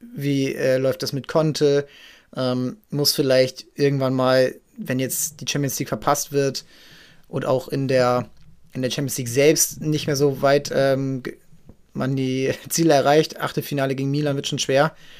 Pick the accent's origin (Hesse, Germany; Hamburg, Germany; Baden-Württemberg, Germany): Hamburg, Germany; wir als Hamburger kennen ihn noch aus der Jugend hier vom HSV